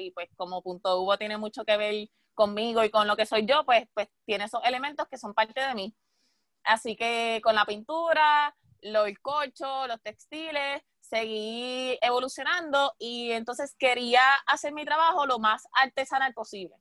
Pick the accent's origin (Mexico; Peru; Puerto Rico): Puerto Rico; nosotros como puertorriqueños